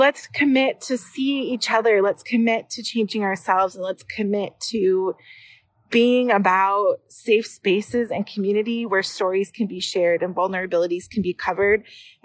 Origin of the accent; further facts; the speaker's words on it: Brooklyn Park, Minnesota, United States; I am from Brooklyn Park.